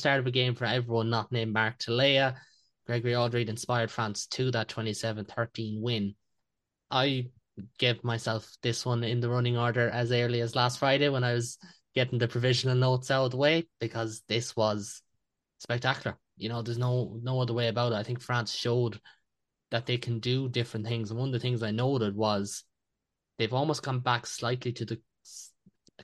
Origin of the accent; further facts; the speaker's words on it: Ireland; as an Irish person